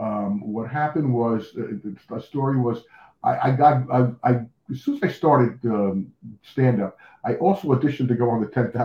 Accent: Union, New Jersey, United States; moved away; I grew up in New Jersey, Union, New Jersey.

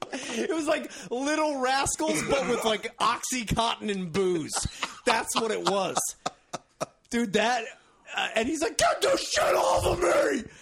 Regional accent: Royersford, Pennsylvania, United States; Fifth Avenue, where I grew up in Royersford

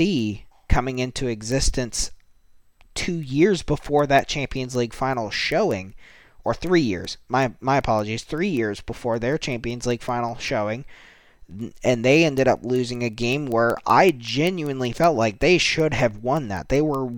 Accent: United States; being an American myself

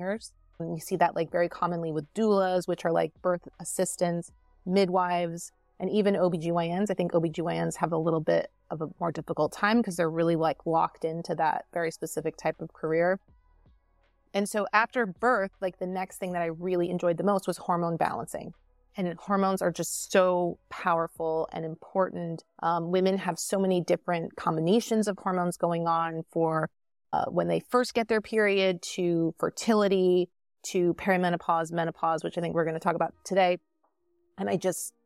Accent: Newport Beach, California, United States; born or raised there; moved away as an adult; also born or lived in Des Moines, Iowa; now in East Coast, United States

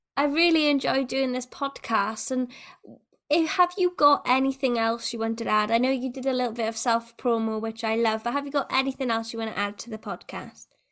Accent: Wales, United Kingdom; a Welsh person

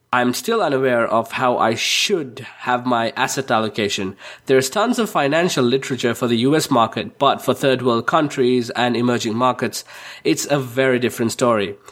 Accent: Sri Lanka; I'm from Sri Lanka

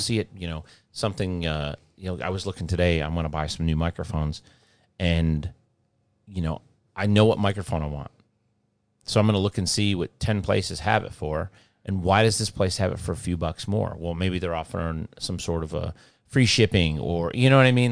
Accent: Midwest, United States

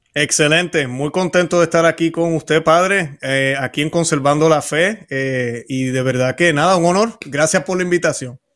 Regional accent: Puerto Rico; moved away as an adult; also born or lived in Florida; now in Orlando, United States; nací en Puerto Rico, me mudé hace unos 20, 22 años para aquí, para Florida

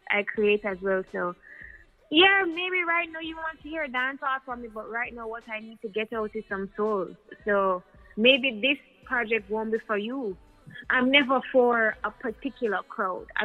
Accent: United States; now in Jamaica; I grew up in the States for a very long time and I, would, I was in Jamaica all the time, but to really move back and like be in the culture

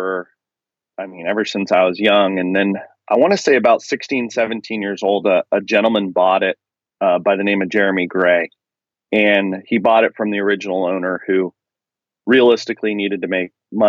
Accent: Penn Valley, California, United States; I grew up in Penn Valley, California

